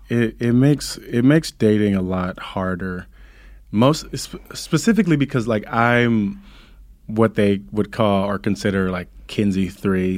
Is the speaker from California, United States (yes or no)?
yes; Compton, California, United States; growing up in Compton